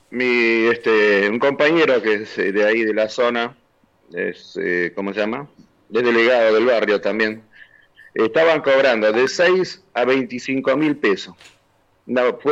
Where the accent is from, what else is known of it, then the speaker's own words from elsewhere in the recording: Bolivia; Somos 120 mil bolivianos acá.